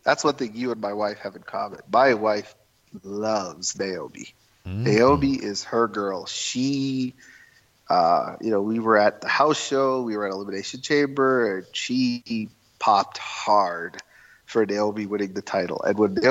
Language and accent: English; Toronto, Ontario, Canada; I'm Indian. My heritage is Indian, but I'm born and raised in Canada.